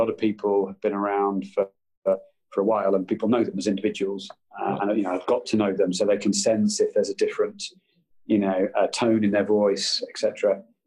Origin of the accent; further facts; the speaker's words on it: Brighton, South East England, United Kingdom; I grew up in Brighton